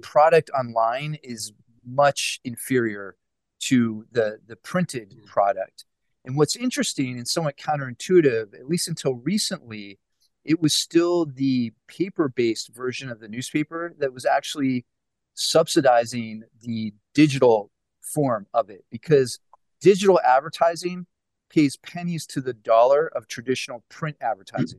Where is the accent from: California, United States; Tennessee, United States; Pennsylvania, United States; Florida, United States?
Pennsylvania, United States; Pittsburgh; I'm originally from Pittsburgh